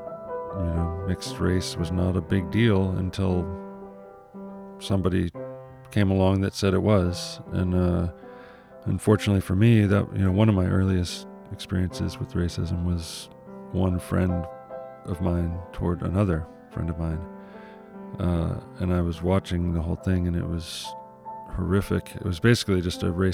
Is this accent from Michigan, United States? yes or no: yes; Ann Arbor, Michigan, United States; I lived in Ann Arbor, which is pretty close to Detroit, so we got Detroit radio stations, which is pretty much all I listened